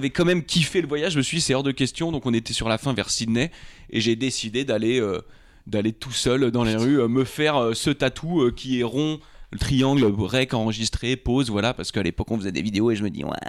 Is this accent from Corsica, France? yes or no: no; Rambouillet, Île-de-France, France; also born or lived in Trappes; Moi, je suis né à Trappe et ensuite j'ai été au lycée à Rambouillet, à Bascan.